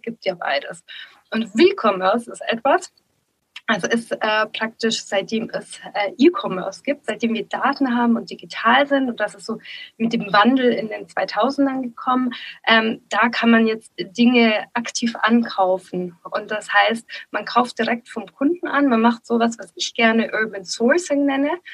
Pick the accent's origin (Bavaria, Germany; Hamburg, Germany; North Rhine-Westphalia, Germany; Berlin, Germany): Bavaria, Germany; Nuremberg region; ich komme ja auch aus der Region Nürnberg